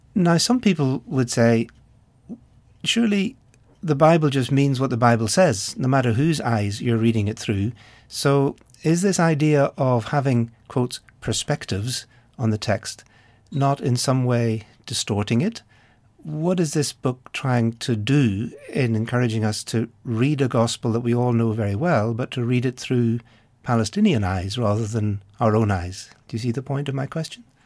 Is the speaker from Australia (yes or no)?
no; Ireland; being Irish myself